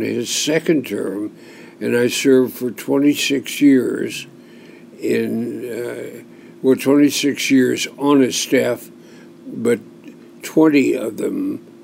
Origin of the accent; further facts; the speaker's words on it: Portland, Oregon, United States; I am a fourth-generation Oregonian. I have six generations in Oregon of my family. I was born in Portland. I went to Ainsworth Grammar School